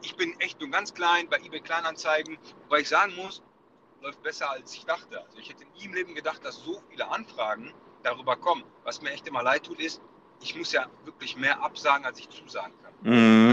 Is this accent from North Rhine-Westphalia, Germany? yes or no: yes; Bochum, North Rhine-Westphalia, Germany; ich bin in Bochum geboren, Bochum-Wattenscheid